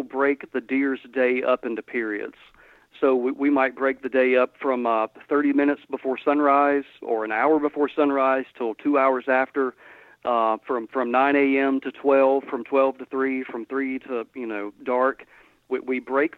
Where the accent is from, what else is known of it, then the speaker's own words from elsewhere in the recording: Georgia, United States; moved away as an adult; now in Mississippi, United States; Where I grew up in Georgia, latitudinally, exactly the same place where I'm at now